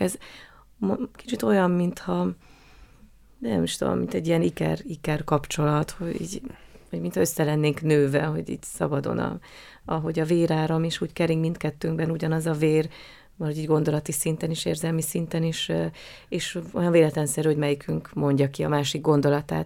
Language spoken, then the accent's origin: Hungarian; Hungary; accent: Hungarian; moved away as an adult; now in Austria; nagyon szerette a rendező a magyar akcentusomat